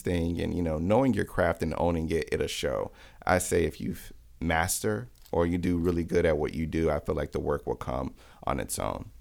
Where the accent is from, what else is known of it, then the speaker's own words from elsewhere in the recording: Miami, Florida, United States; now in Atlanta, United States; I'm from Miami, born and raised